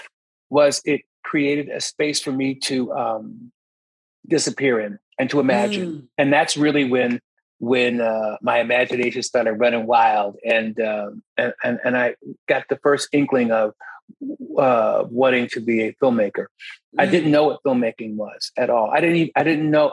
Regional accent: Philadelphia, Pennsylvania, United States; I'm from Philadelphia. I'm from born and raised in West Philadelphia.

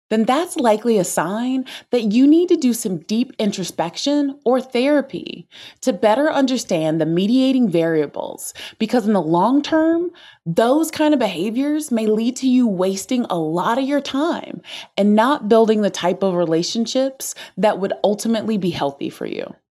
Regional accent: the South, United States; Growing up in the South as an introvert

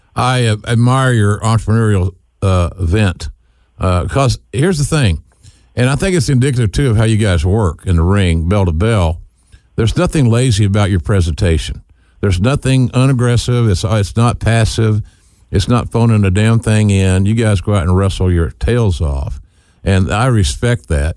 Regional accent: Norman, Oklahoma, United States; my hometown of Norman

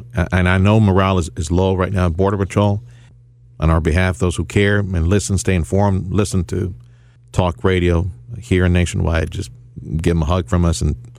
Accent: Mexico; now in United States; Man, I grew up in Mexico. That was real poverty down there.

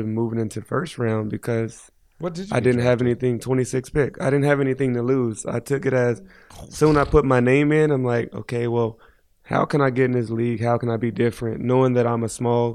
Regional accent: Indianapolis, Indiana, United States; moved away; growing up as a kid in Indianapolis

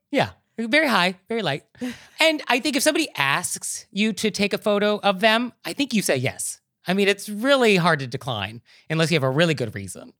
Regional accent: New York, United States; as a New Yorker

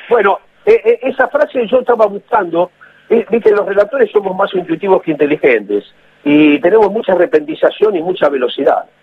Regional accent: Avellaneda, Buenos Aires Province, Argentina; also born or lived in Montevideo, Uruguay; cuando me crié con mi abuela en Avellaneda

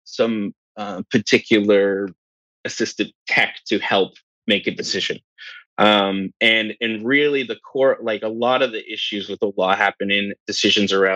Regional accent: New Brunswick, Canada; I'm from New Brunswick

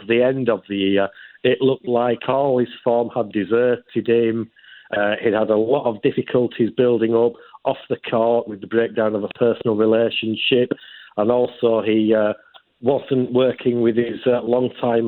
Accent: Yorkshire and the Humber, United Kingdom; my home county of Yorkshire

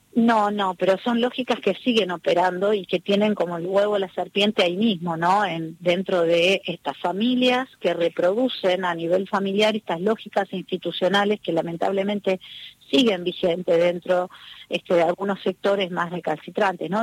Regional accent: Argentina; para mí como argentina

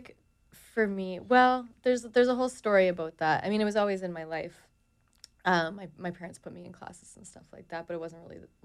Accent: Toronto, Ontario, Canada; I'm from Toronto, Canada

